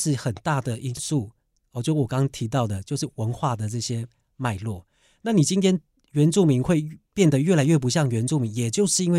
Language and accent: Chinese; Taiwan; 我今天就像说我自己部落，我从啊、部落长大啊呃出来社会，我主语也很差。那为什么？因为我们从小大家讲是我们要学学中文嘛